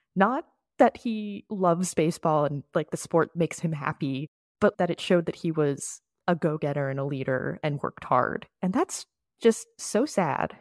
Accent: Florida, United States; moved away; I am from Florida. I went to school in Florida.

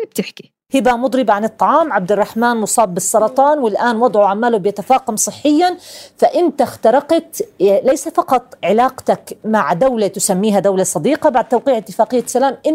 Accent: Jordan; إحنا كأردنيين

